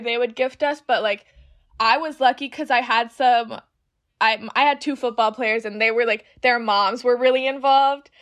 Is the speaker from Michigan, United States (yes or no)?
no; Winter Park, Florida, United States; also born or lived in Orlando; I'm from Orlando, but I actually grew up in Winter Park.